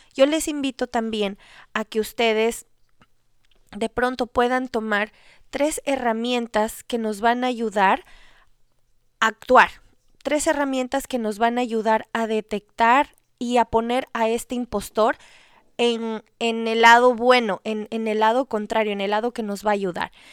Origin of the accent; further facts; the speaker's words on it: Ecuador; yo soy de Ecuador